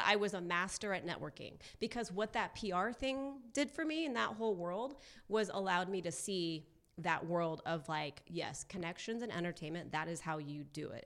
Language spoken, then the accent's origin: English; Orange County, California, United States; also born or lived in Newport Beach; now in Los Angeles, United States; I grew up in Orange County